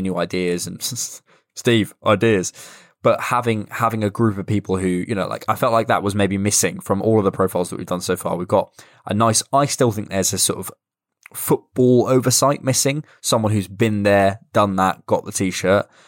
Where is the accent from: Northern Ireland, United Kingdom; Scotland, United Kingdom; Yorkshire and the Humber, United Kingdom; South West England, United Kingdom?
South West England, United Kingdom; Bournemouth; I'm from Bournemouth